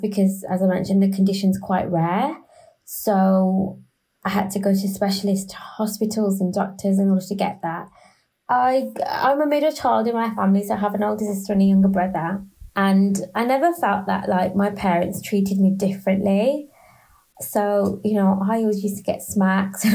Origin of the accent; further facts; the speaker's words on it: Birmingham, West Midlands, United Kingdom; first language English; now in London, United Kingdom; I always describe myself as a very proud Brummie. So I'm from Birmingham in the UK, who lives in London.